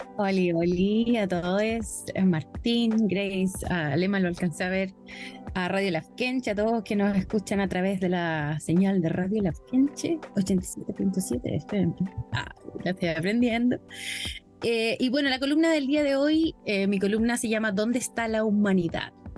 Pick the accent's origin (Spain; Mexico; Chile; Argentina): Chile; he recibido la mayor parte de mi vida en Chile